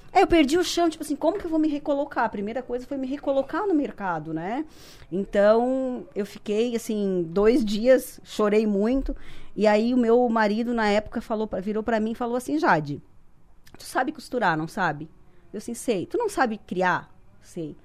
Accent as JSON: {"language": "Portuguese", "town": "Sangão", "region": "Santa Catarina", "country": "Brazil", "moved": "as an adult", "lives_now": "Criciúma, Brazil", "said": "eu sou do Sangão, município"}